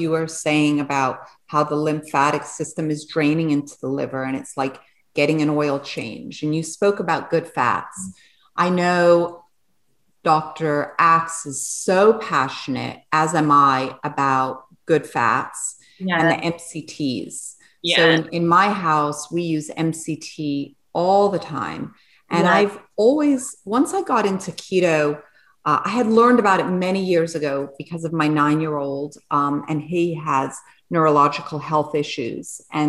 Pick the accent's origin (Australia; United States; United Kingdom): United Kingdom; England; You know, I'm English and I'm French, and my mother's French. So I grew up and I love French cuisine.